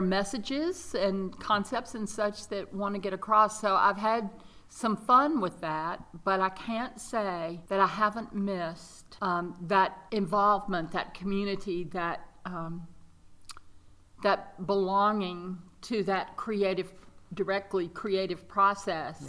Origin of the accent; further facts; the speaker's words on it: Mississippi, United States; moved away as an adult; also born or lived in Dallas; now in North Carolina, United States; I was raised in Mississippi and um, spent a little time in Dallas